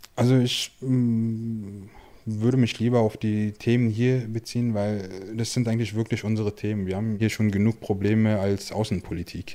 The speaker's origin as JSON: {"language": "German", "region": "Berlin", "country": "Germany", "tie": "born or raised there", "said": "in Berlin geboren, in Kreuzberg aufgewachsen"}